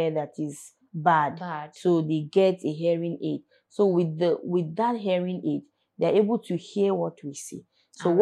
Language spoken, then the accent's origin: English; Kaduna, Kaduna State, Nigeria; now in Abuja, Nigeria; I am from Kaduna